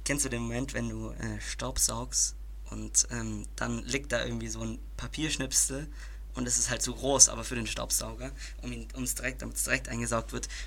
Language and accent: German; Baden-Württemberg, Germany; aber das sind so diese, diese rudimentären also Sachen, die, Portion, die, mir so im Schwabenland äh, ver vererbt, ein, eingetrichtert wurden.